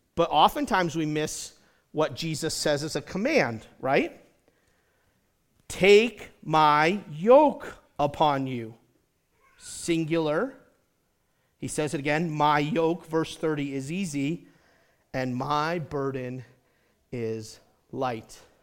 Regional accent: United States; as American Christians

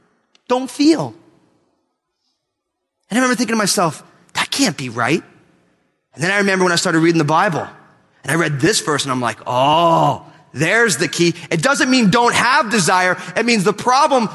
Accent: United States

